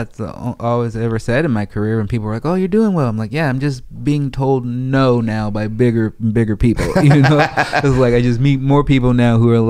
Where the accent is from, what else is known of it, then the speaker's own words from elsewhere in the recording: Chicago, Illinois, United States; also born or lived in Portland, Oregon; now in Los Angeles, United States; I'm from Chicago, man.